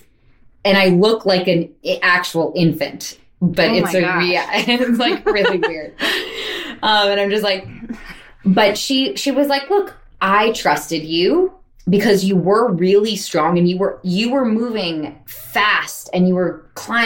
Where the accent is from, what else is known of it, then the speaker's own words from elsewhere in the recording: Montclair, New Jersey, United States; moved away as an adult; now in New York, United States; I grew up in Montclair, New Jersey, which is a pretty artsy town